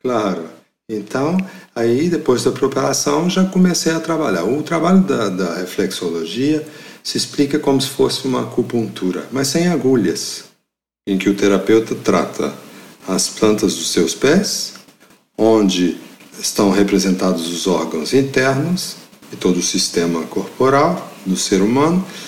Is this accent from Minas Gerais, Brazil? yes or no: yes; Mariana, Minas Gerais, Brazil; moved away as an adult; also born or lived in France; Catedral de Mariana, em Minas Gerais, cidade é onde eu cresci